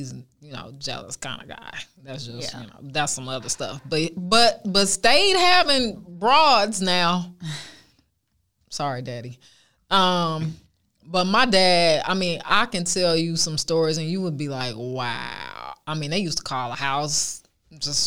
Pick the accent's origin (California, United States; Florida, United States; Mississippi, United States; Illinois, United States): California, United States; Oakland; I went to Allen Temple Baptist Church growing up in Oakland